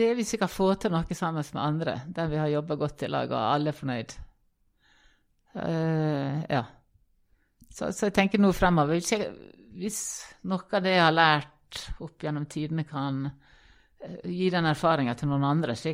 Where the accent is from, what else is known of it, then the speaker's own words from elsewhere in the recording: Ålesund, Møre og Romsdal, Norway; moved away; Født og oppvokst i Ålesund.